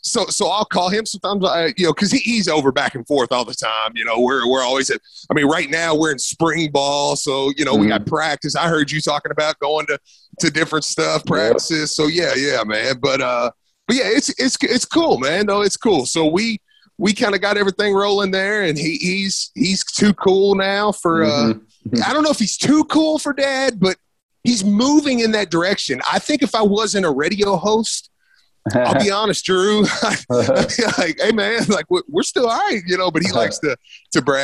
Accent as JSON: {"language": "English", "town": "Shepherdsville", "region": "Kentucky", "country": "United States", "tie": "born or raised there", "said": "I grew up, obviously, in Bullitt County in Shepherdsville. I mean, that's where I was pretty much born and raised"}